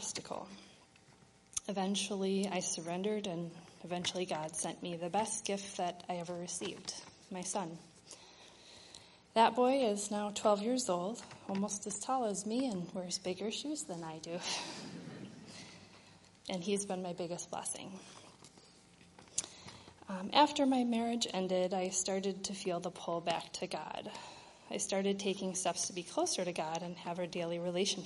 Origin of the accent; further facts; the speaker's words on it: Wisconsin, United States; moved away as an adult; also born or lived in Minnesota; I grew up in Wisconsin in a Lutheran family